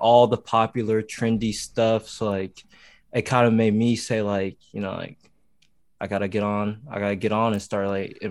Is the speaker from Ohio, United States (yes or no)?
yes; Ohio, United States; also born or lived in Tennessee; I say I was born in Tennessee. I was raised in Ohio because, like, okay, that's where I spent the majority of, like, me growing up.